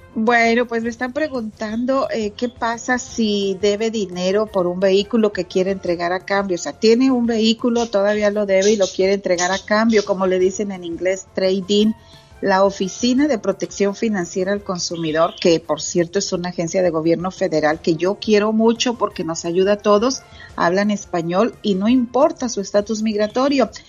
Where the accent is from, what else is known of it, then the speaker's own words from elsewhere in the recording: Monterrey, Nuevo León, Mexico; now in Dallas, United States; mi niñez cuando vivía allá en Monterrey, Nuevo León